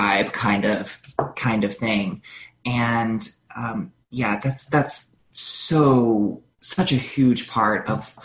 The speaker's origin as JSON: {"language": "English", "region": "North Carolina", "country": "United States", "tie": "born or raised there", "said": "I was raised in North Carolina in the South"}